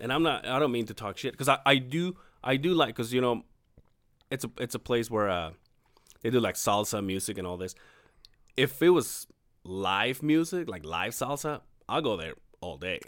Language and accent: English; Mexico; born or raised there; moved away